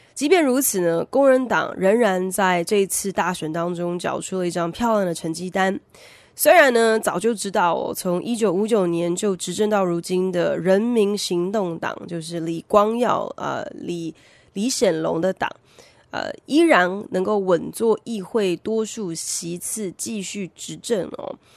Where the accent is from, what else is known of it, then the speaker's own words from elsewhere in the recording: Taiwan; 台湾早期，也就是我小时候开始在推动英语教育的时候